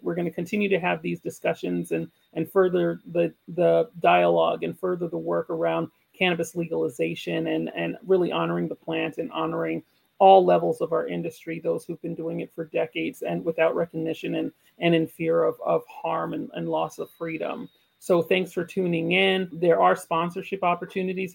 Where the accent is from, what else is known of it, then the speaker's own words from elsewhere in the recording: Jamaica; moved away; I'm, I'm Jamaican, I'm part of the Jamaican community, part of the Jamaican diaspora.